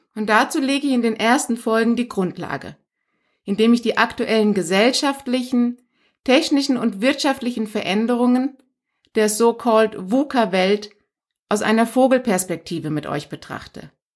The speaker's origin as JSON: {"language": "German", "country": "Iran", "tie": "born or raised there", "moved": "yes", "said": "aus meinem Geburtsland übrigens, bin in Iran geboren"}